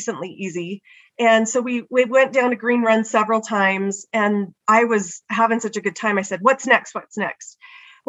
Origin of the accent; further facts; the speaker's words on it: California, United States; now in Utah, United States; I grew up in California, so I had never been skiing.